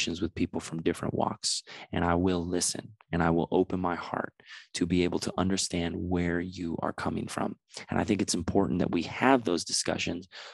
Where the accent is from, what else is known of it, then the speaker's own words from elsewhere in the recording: San Diego, California, United States; now in Los Angeles, United States; I'm from San Diego